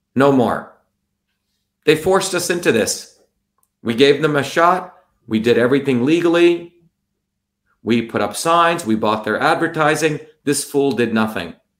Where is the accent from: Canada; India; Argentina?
India; now in Massachusetts, United States; 40 years ago, I when I grew up in India